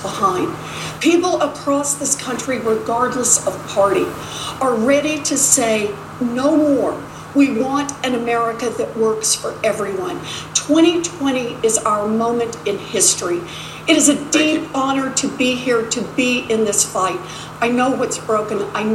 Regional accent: Oklahoma, United States; I grew up out in Oklahoma

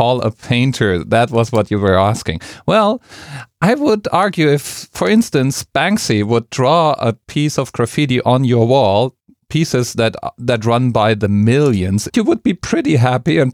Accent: Frankfurt, Hesse, Germany; my hometown, Frankfurt

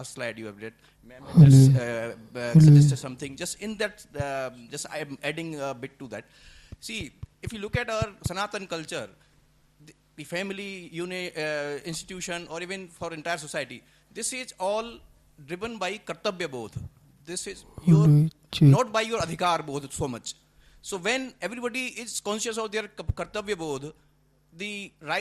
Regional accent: Rajasthan, India; I come from Rajasthan.

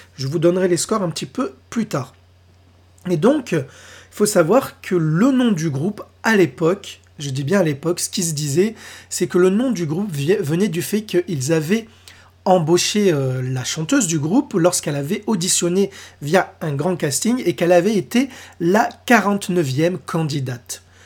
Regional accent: France; chez nous, en France

